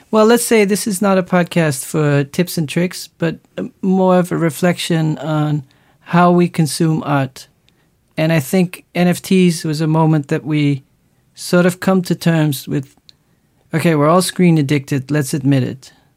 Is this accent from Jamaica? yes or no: no; Netherlands